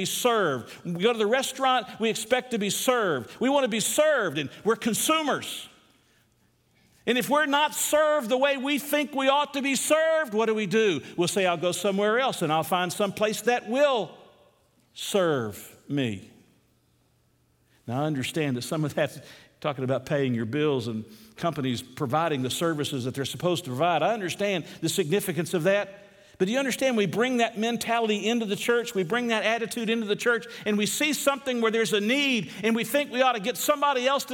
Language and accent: English; United States; We're American Christians